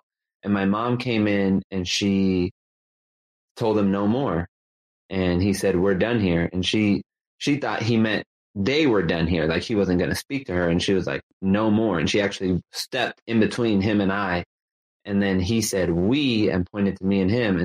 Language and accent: English; Los Angeles, California, United States; I grew up in Los Angeles, California, in a working class part of Los Angeles called the San Fernando Valley